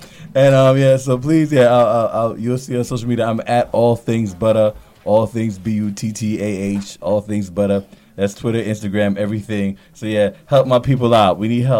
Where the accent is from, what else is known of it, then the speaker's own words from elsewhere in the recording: U.S. Virgin Islands; moved away; I'm from the Virgin Islands.